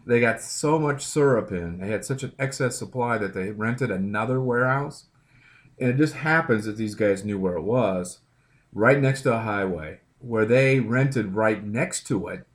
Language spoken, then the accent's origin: English; Midwest, United States; And then I grew up in the Midwest